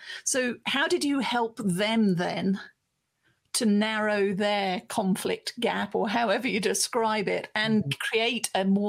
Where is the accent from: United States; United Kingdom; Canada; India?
United Kingdom; being British